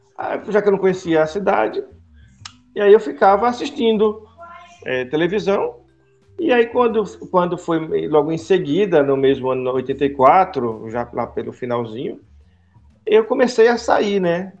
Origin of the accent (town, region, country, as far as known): Brazil